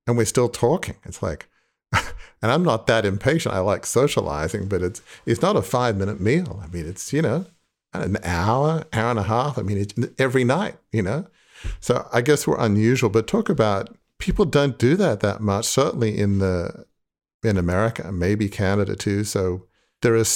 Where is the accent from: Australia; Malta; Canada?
Australia; moved away as an adult; now in United States; I grew up in Australia, but live in the US now.